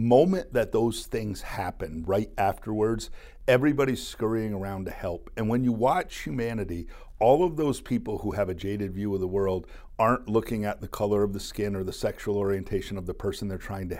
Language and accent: English; Plattsburgh, New York, United States; growing up in Plattsburgh, New York, for me, is the air base was here when I was growing up